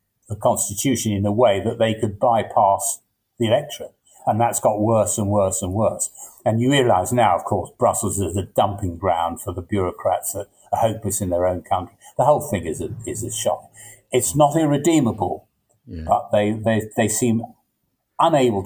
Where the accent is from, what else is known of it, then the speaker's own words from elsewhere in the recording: England, United Kingdom; But I'm English. I feel English